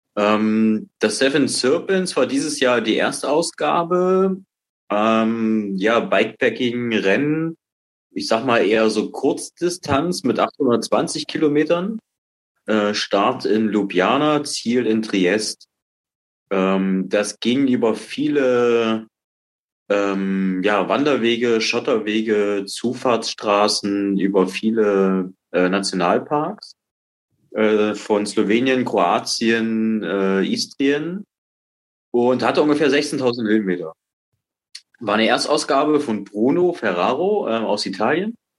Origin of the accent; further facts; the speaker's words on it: Dresden, Saxony, Germany; also born or lived in Baltic coast; habe jahrelang äh, als Kind an der Ostsee gewohnt, bin dann nach Sachsen gekommen, nach Dresden, wohne jetzt seit der Wende hier.